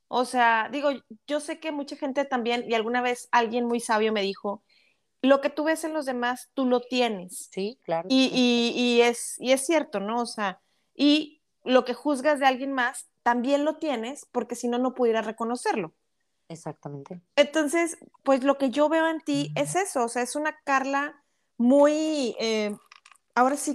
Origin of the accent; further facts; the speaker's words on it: Monterrey, Nuevo León, Mexico; No, y mira, realmente te soy franca y digo, como buena regia, tú sabes que los regios somos muy directos